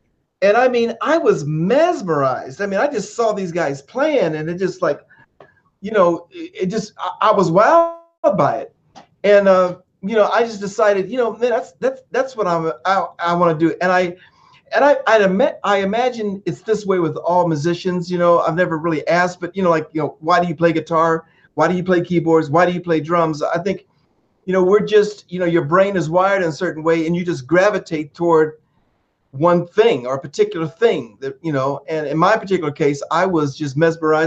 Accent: Dayton, Ohio, United States; also born or lived in Texas; after I was born, about a year later, they moved to Dayton, Ohio, where my family's from. And so, you know, being in Dayton, I lived on a street called Leland in West Dayton

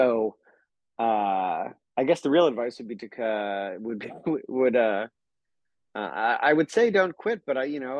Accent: Central New York, United States; I'm from Central New York

